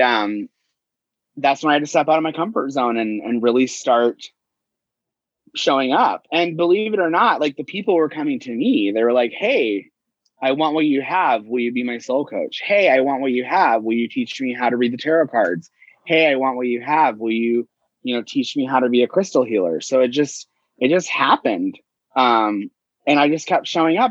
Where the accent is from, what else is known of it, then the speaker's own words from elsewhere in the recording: Tulsa, Oklahoma, United States; I grew up in Tulsa, Oklahoma, which is the capital of the Bible Belt